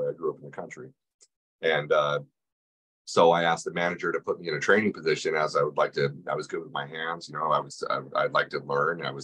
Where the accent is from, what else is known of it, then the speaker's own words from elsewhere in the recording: New Mexico, United States; Yeah, I came from New Mexico.